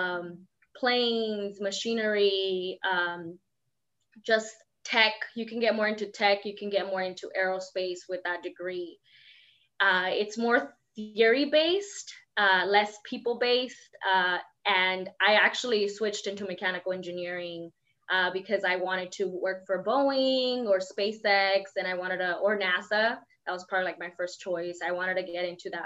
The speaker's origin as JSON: {"language": "English", "town": "La Puente", "region": "California", "country": "United States", "tie": "born or raised there", "said": "I grew up in La Puente my whole life. So, I grew up in the projects of La Puente"}